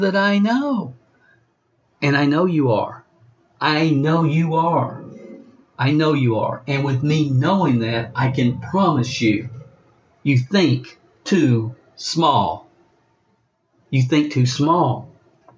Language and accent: English; Stamping Ground, Kentucky, United States; I was raised in a little town in Kentucky, Stamping Ground